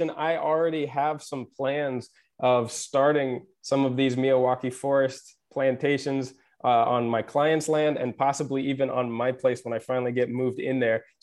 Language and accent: English; Japan; also born or lived in Pacific Northwest, United States; now in Mediterranean; I I grew up in Japan and I remember some of the forestry traditions from there.